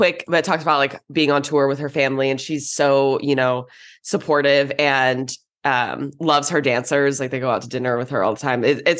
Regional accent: Orange County, California, United States; I grew up in Orange County.

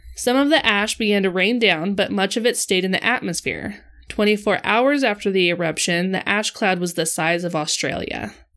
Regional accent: Idaho, United States; we grew up in Idaho

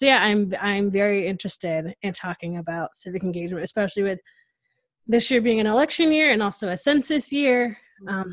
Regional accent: Connecticut, United States; now in Texas, United States; I'm from Connecticut

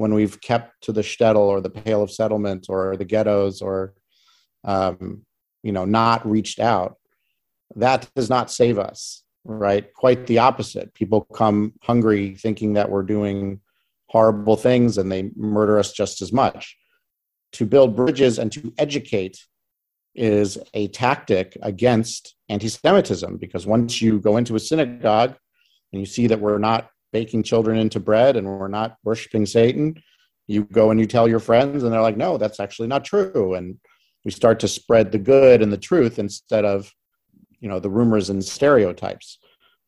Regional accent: St. Louis, Missouri, United States; moved away; I grew up in St. Louis, Missouri, in a relatively educated area

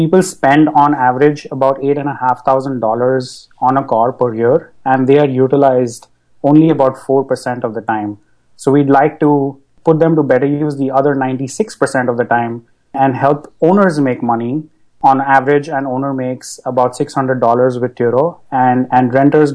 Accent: Mumbai, Maharashtra, India; moved away as an adult; now in United States; I grew up in Bombay, and moved to the US about a decade ago to study.

